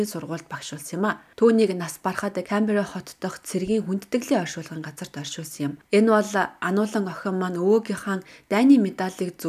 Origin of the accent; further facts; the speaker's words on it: Mornington, Victoria, Australia; Намаг баг байхад Австральд Ансаки өдрийг их л өргөн тэмдэглэдэг байсан юм. Би Mornington-д төрж өссөн.